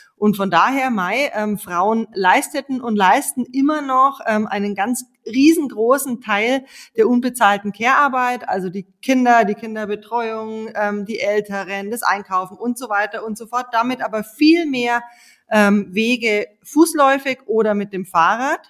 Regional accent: Munich, Bavaria, Germany; bei uns in München

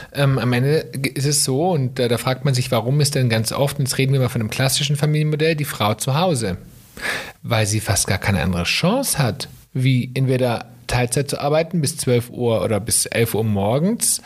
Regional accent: Germany; bei uns in Deutschland

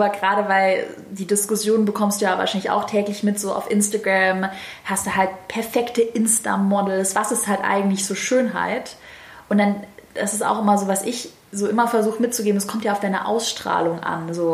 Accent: Baden-Württemberg, Germany; accent: Swabian; Und ich habe einen leicht schwäbischen Dialekt, aber genauso bin ich.

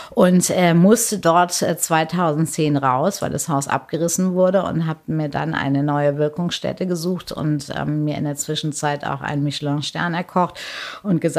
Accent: Paderborn, North Rhine-Westphalia, Germany; also born or lived in Hamburg / Bielefeld; zwar gebürtig in Hamburg, aber groß geworden zwischen Paderborn und Bielefeld und in Paderborn äh, ist ja immer noch sehr katholisch, ähm, gab es ähm, eine reine Mädchenschule, das äh, Michaelskloster.

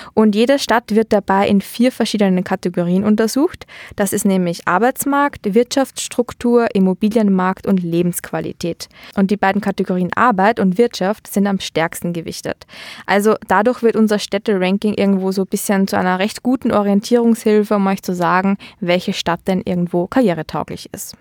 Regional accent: Austria; moved away as an adult; also born or lived in Vienna; now in Düsseldorf, Germany; wir in Österreich

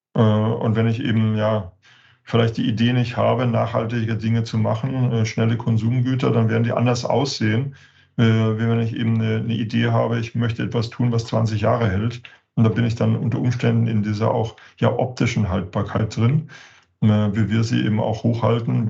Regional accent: Germany; als, als Deutsche

